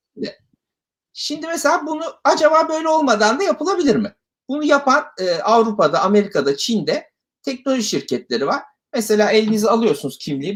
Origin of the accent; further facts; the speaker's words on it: Ankara, Turkey; moved away as an adult; now in Istanbul, Turkey; Ankaralıyım ben